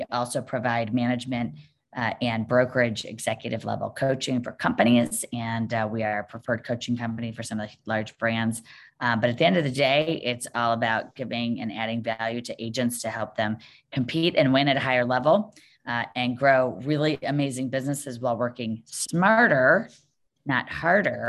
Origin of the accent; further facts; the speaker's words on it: Cleveland, Ohio, United States; I am in Cleveland, Ohio, born and raised